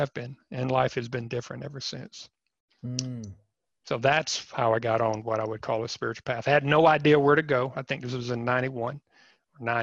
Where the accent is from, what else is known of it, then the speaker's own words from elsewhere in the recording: East Coast, United States; I grew up on the East Coast